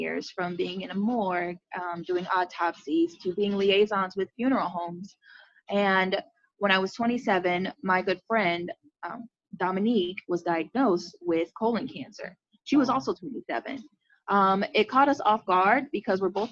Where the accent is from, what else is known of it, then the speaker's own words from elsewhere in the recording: Central Florida, United States; born and raised in Central Florida